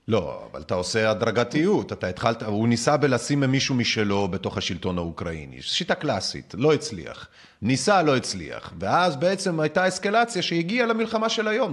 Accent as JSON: {"language": "Hebrew", "town": "Minsk", "country": "Belarus", "moved": "yes", "lives_now": "Israel", "said": "אני מבלרוס, ממינסק"}